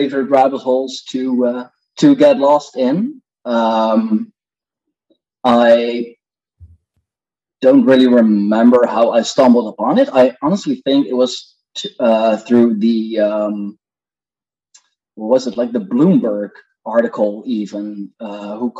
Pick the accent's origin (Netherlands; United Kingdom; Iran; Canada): Netherlands; I'm indeed from the Netherlands.